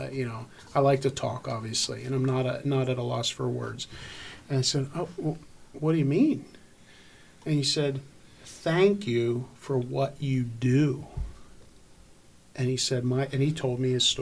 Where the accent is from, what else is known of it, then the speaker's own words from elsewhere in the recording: Harrisburg, Pennsylvania, United States; I was from Harrisburg, Pennsylvania